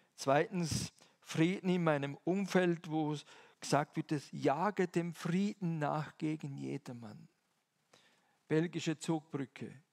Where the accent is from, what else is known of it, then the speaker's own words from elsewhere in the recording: Eastern Switzerland, Switzerland; moved away; Ich komme ja aus der Ostschweiz, das hört ihr zum Teil mindestens